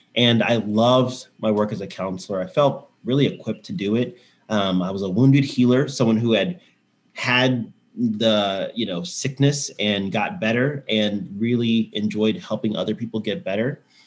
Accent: Houston, Texas, United States; also born or lived in San Antonio; now in Austin, United States; I, have lived in Texas my whole life. So right. I grew up in Houston

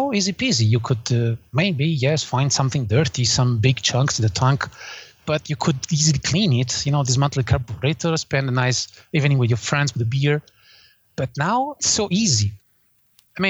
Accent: Naples, Campania, Italy; English is a second language; moved away; I was born in Italy. I came from Naples in the south.

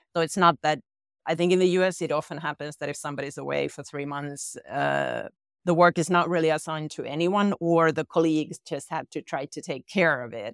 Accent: Finland; I'm from Finland

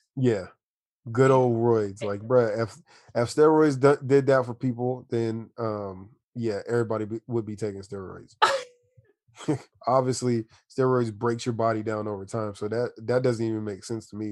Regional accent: Washington, District of Columbia, United States; now in San Diego, United States; I'm from Washington D.C. originally. I uh, moved to San Diego, California in about 2000.

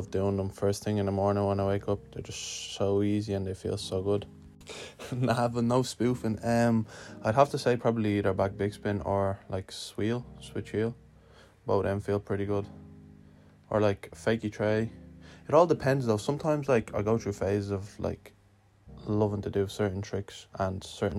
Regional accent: Lithuania; now in Dublin, Ireland; I'm originally from Lithuania, but I live in Dublin

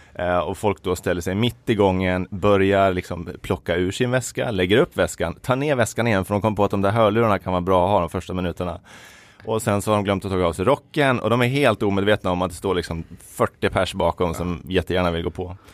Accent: Falun, Dalarna County, Sweden; also born or lived in Uppsala; Jag är född i Uppsala, men eh, uppvuxen i Falun

